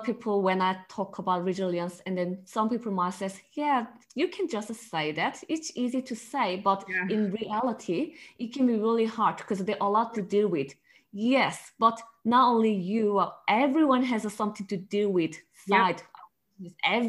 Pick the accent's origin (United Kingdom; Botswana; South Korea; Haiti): South Korea; English is a second language; now in Australia; Because before Korea, I think maybe if you go Korea, used to Korea culture, fast. Everything is fast, quick, and very competitive.